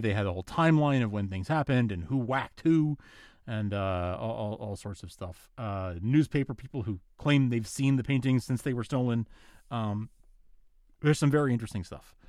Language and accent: English; New York, United States; I'm from New York